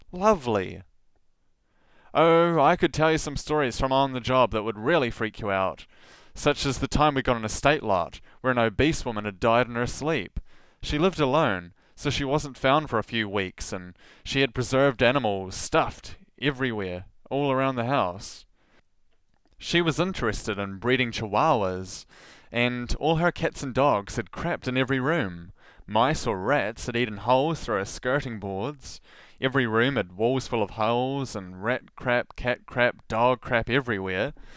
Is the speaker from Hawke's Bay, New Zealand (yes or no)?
no; Southland, New Zealand; accent: rolled R (Southland)